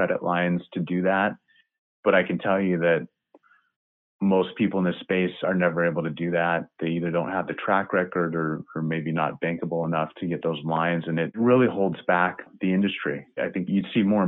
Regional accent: Cedar Rapids, Iowa, United States; I grew up in Cedar Rapids, Iowa

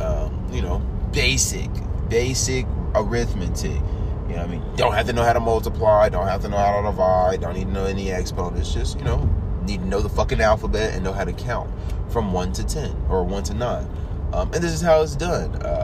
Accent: United States; I'm still an American

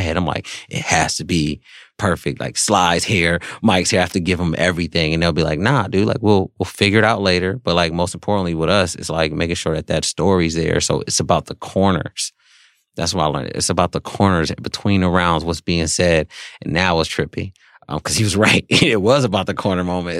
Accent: Cleveland, Ohio, United States; moved away as an adult; I'm a kid from Cleveland, Ohio, came out here to pursue this

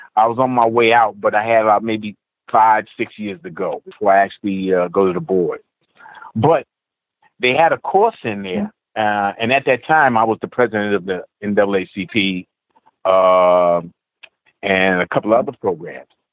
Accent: New York City, New York, United States; also born or lived in Nassau County; I grew up in Queens, Jamaica, Queens to be exact, until I was about about 18, 19

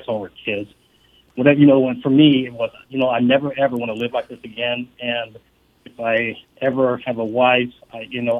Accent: New York City, New York, United States; moved away; also born or lived in Fort Campbell, Kentucky / Boulder, Colorado; I started my life out in Harlem as you go into elementary school

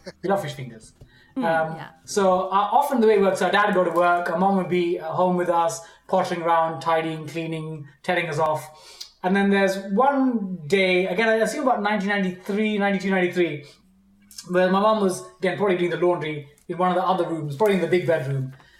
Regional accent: United Kingdom; in Indian culture, we're British, but like in our parents' Indian culture, they'd come, people would visit.

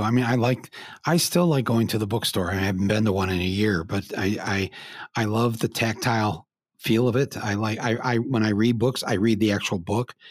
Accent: Michigan, United States; born or raised there

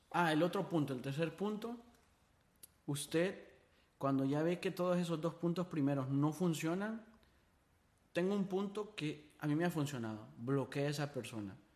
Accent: Honduras; Yo, yo cuando me mudé de Honduras se me olvidó la gente.

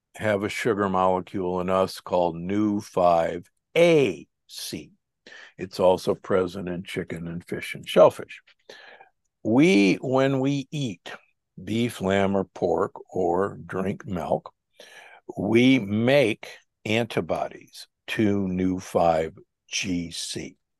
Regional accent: Omaha, Nebraska, United States; I was raised in Omaha, Nebraska

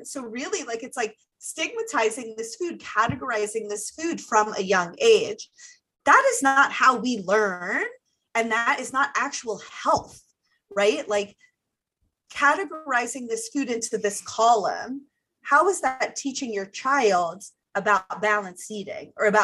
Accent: Ohio, United States; I'm from Ohio

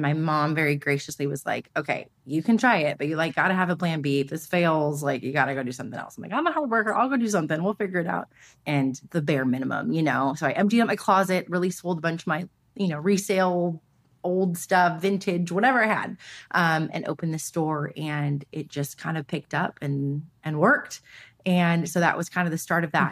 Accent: Los Angeles, California, United States; I grew up here in Los Angeles. I'm born and raised here

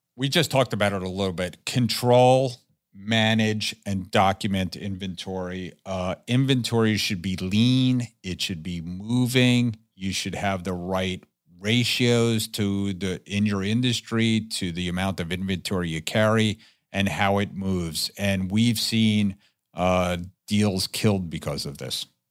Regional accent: New Jersey, United States; my home state of New Jersey

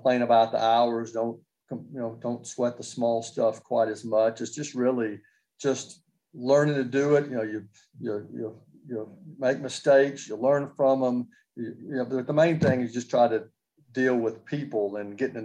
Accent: Nashville, Tennessee, United States; I grew up in Nashville

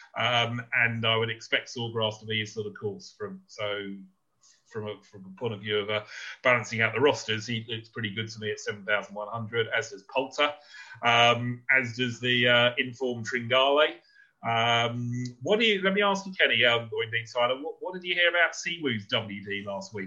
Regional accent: United Kingdom; as a Brit

